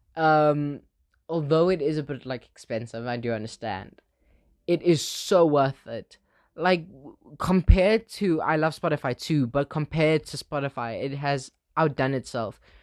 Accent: Benoni, Gauteng, South Africa; born and raised in Benoni, uh, South Africa

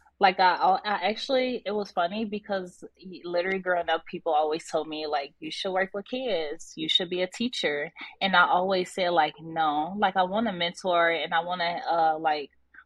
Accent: Inglewood, California, United States; me growing up in Inglewood

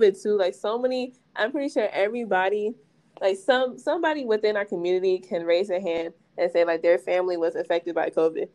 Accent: Nigeria; I'm Nigerian

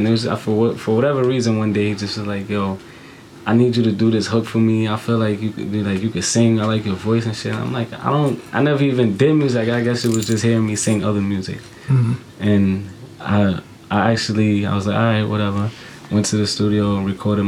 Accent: New York City, New York, United States; Boogie Down, Bronx. That's where I'm from, around like 167, Finley. Yeah, that's where I grew up

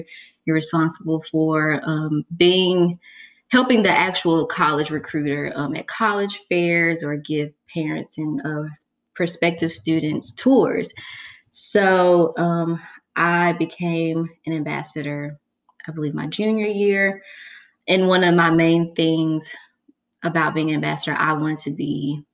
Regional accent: Raymond, Mississippi, United States; I'm from Raymond, which is literally right outside of Jackson

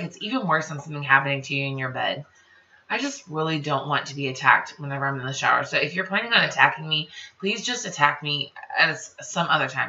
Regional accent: the South, United States; I am from the South

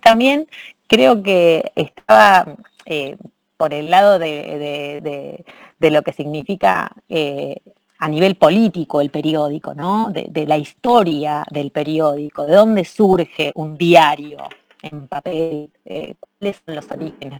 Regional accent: Rosario, Santa Fe, Argentina; moved away as an adult; now in Barcelona, Spain; Argentina, de donde vengo, no solamente Rosario, que es mi ciudad de origen

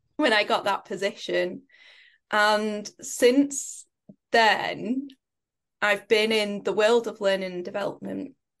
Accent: Preston, North West England, United Kingdom; I grew up in Preston in the U K.

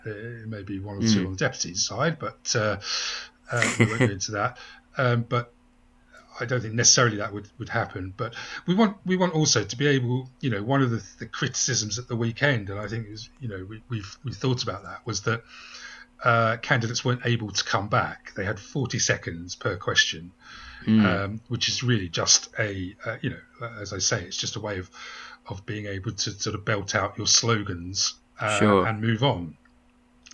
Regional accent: Midlands, United Kingdom; I'm from the Midlands

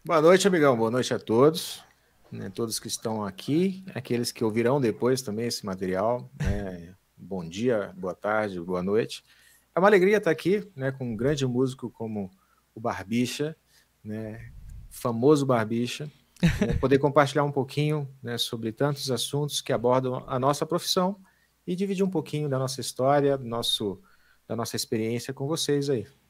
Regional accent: Amazonas, Brazil; also born or lived in Pará, Brazil; eu sou né, natural do Pará né, e fui criado no, no Amazonas

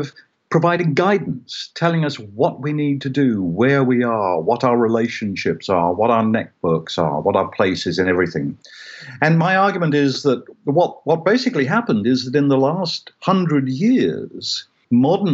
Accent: United Kingdom; I grew up in Britain in a Christian culture

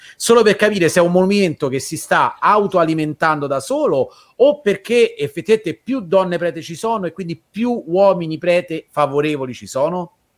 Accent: Rome, Lazio, Italy; noi siamo di Roma

